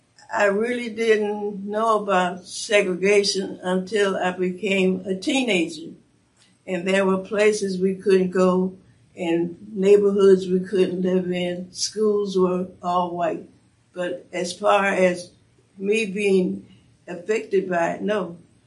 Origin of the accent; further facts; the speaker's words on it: Cleveland, Ohio, United States; Very few colored people, you say people of color, living in Cleveland before then, when I was growing up.